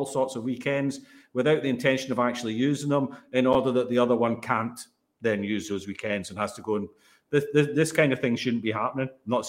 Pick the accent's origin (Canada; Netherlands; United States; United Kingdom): Netherlands; but I'm actually Dutch, and play for the Dutch.